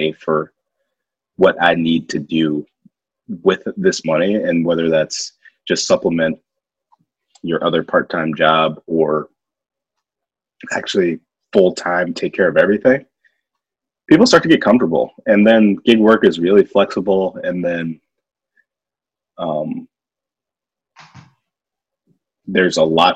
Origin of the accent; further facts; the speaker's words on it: Ohio, United States; We're from Ohio